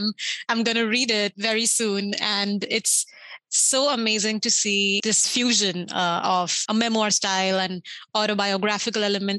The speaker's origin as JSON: {"language": "English", "country": "India", "tie": "born or raised there", "said": "growing up in India"}